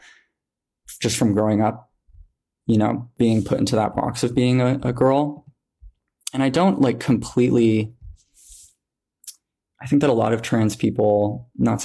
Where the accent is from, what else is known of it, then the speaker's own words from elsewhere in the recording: Montana, United States; growing up in Montana